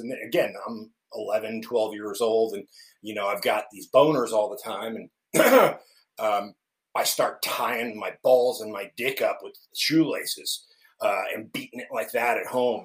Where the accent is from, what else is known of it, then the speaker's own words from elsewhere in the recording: central New Jersey, United States; now in Kansas City, United States; I was born and raised in central New Jersey